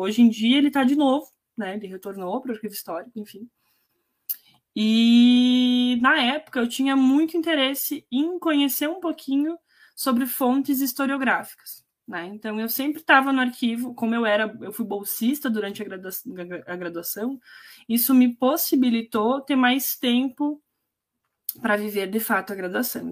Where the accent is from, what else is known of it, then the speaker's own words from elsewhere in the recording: Itatiba do Sul, Rio Grande do Sul, Brazil; now in Erechim, Brazil; Eu também não vim de Erechim, eu vim de uma cidade muito menor, né? Meus pais, eu criada em Itatiba do Sul, que é muito pequeno